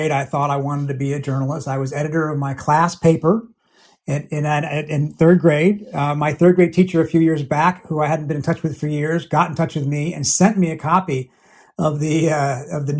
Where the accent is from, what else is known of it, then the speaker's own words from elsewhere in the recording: Washington, District of Columbia, United States; I grew up in the Washington area